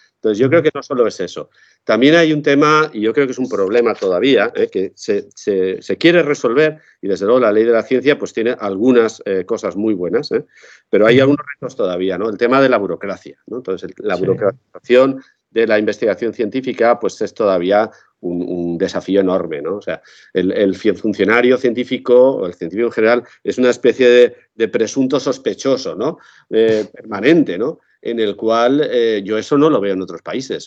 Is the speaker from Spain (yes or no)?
yes; Quart de Poblet, Valencian Community, Spain; mi pueblo natal, en Cuar de Poblet, Valencia